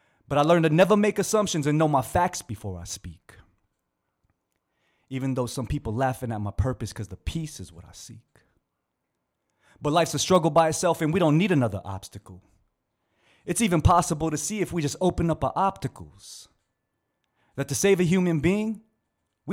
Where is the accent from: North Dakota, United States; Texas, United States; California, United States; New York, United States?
California, United States; Bay Area; we're from the Bay Area